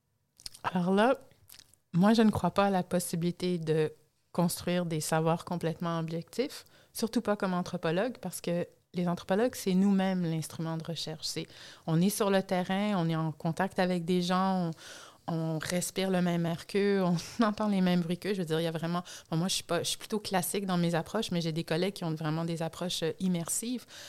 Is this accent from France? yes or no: no; Canada; moved away; du Canada parce que c'est le pays que je connais le mieux, en étant originaire, si vous en êtes pas encore rendu compte, étant donné mon accent